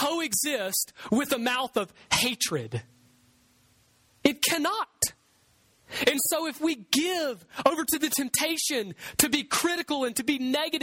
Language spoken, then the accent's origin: English; Bayou Oaks, United States; I grew up here in Bayou Oaks around the corner.